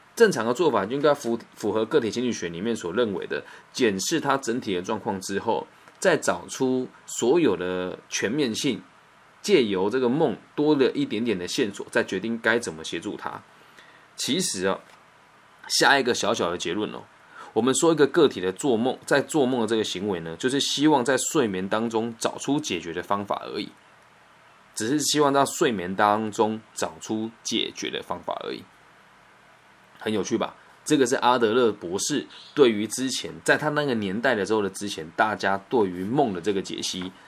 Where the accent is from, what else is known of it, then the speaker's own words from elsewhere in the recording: Puyan, Changhua County, Taiwan; moved away; 我的老家，在彰化浦盐一个小乡村里面